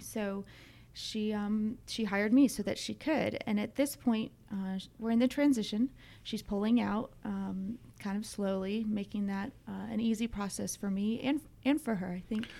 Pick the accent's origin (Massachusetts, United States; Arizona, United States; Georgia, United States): Georgia, United States; Dunwoody; also born or lived in Brookhaven; I grew up in Dunwoody, um, right down the street from here.